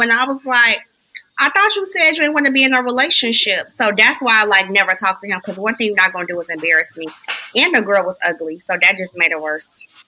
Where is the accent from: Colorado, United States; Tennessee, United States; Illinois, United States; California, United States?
Illinois, United States; Chicago; moved away as an adult; now in Virginia, United States; I'm from Chicago